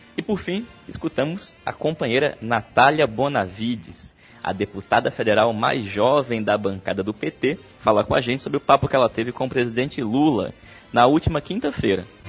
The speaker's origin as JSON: {"language": "Portuguese", "region": "Pernambuco", "country": "Brazil", "said": "como bom pernambucano"}